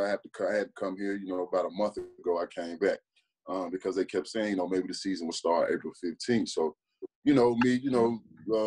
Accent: West Memphis, Arkansas, United States; moved away as an adult; I grew up in a town where there's no more than 24,000 people

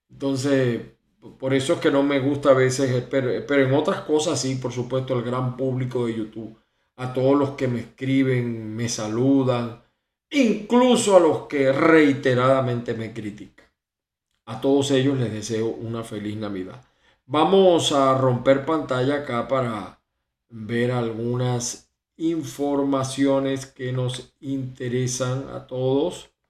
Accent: Venezuela; siempre pensando en Venezuela, no solamente en mi familia, sino en el pueblo venezolano, porque esa es mi tierra, mi amada, mi amada tierra

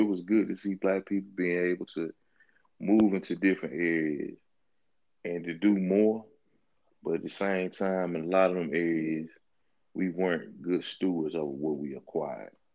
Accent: Mississippi, United States; also born or lived in Florida; I moved away from Mississippi when I was 19, right? Went to school in Florida. My first time living outside of the state.

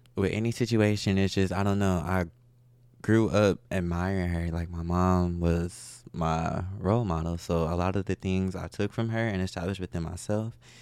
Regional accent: Milwaukee, Wisconsin, United States; moved away as an adult; now in Houston, United States; I was, uh, born in Milwaukee.

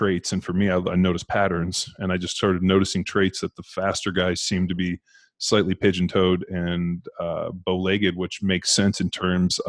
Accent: California, United States; I'm from California

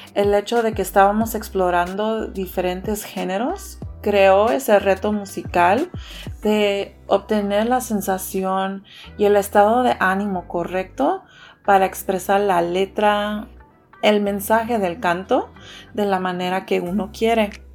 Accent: Houston, Texas, United States; he vivido en Houston toda mi vida

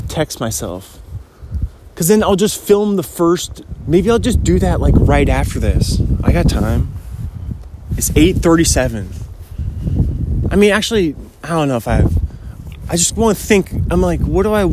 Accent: Kirkland, Washington, United States; I was born in 1993, Kirkland, Washington

